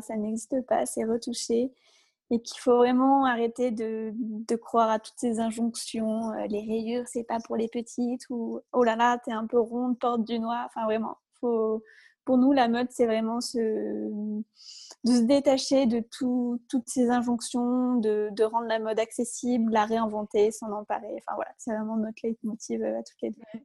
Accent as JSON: {"language": "French", "area": "Isère", "region": "Auvergne-Rhône-Alpes", "country": "France", "tie": "born or raised there", "lives_now": "Lyon, France", "said": "on a grandi pas très loin, on vient d'Isère toutes les deux"}